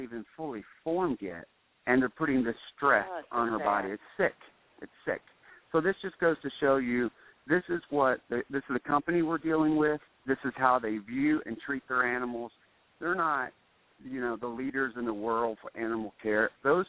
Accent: United States; I love being an American

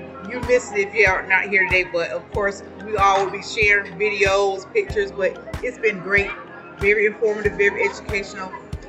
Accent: Fayetteville, North Carolina, United States; I'm from Fayetteville, North Carolina.

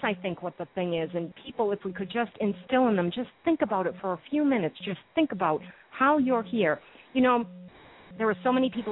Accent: Massachusetts, United States; I'm from Massachusetts, so I used to go to the Boston Pops performance a lot

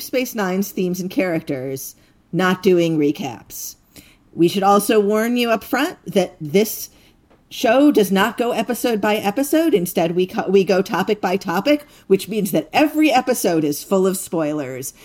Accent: United States; as an American

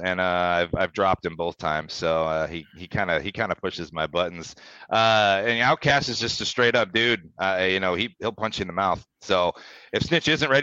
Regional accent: St. Louis, Missouri, United States; I'm from St. Louis. I have a lot of pride of being in St. Louis

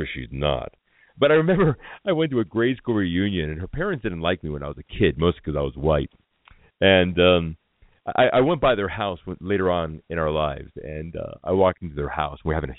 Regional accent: Los Angeles, California, United States; I was I was born and I was raised in a Filipino neighborhood called Atwater Village in Los Angeles. So I grew up all around Filipinos, and I grew up learning Tagalog when I was very, very young

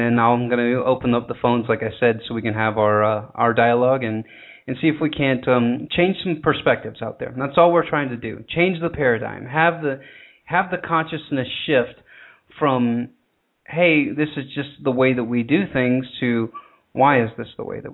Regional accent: the South, United States; accent: southern; you just did hear my southern accent come out right there

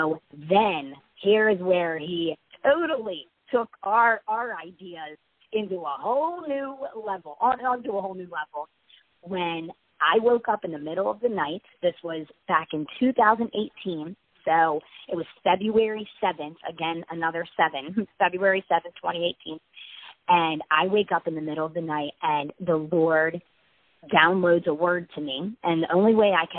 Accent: Baltimore, Maryland, United States; moved away as an adult; now in Nashville, United States; we're from Maryland, around the Baltimore area. So we're, all of our family is from Maryland, all of our friends.

